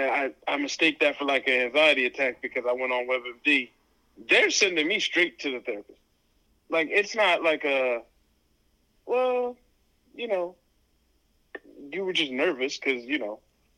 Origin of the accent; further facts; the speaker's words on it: United States; how we are taught to be as Americans